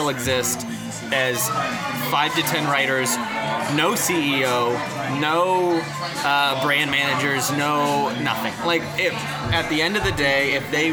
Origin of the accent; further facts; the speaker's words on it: Kansas City, Missouri, United States; moved away as an adult; also born or lived in Columbia, Missouri; now in Chicago, United States; growing up in Kansas City with a mom who's very Polish